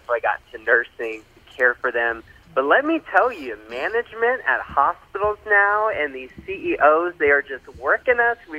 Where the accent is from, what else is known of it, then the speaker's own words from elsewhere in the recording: Orlando, Florida, United States; So I'm originally from Orlando, Florida.